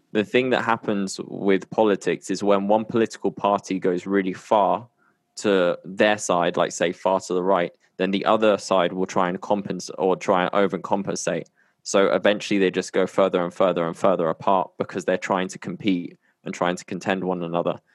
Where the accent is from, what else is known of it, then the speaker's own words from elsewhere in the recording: United Kingdom; now in Colombia; I'm based in Colombia and I'm from the U K